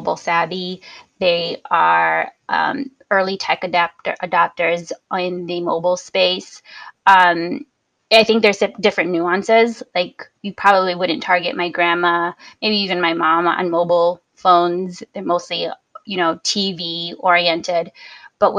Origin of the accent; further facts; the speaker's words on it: Joliet, Illinois, United States; my hometown of Joliet